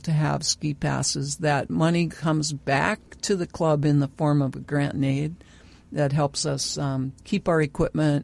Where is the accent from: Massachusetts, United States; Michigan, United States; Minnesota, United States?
Minnesota, United States; Glenwood; now in Bemidji, United States; I grew up in Glenwood